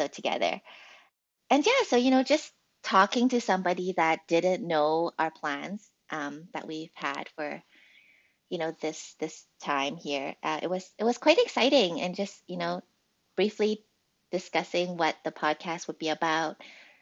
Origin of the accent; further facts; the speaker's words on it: Vancouver, British Columbia, Canada; moved away as an adult; also born or lived in Australia; now in Seattle, United States; I was born in Australia and actually came to Canada when I was almost 3 years old. So I've spent pretty much my whole life in Canada.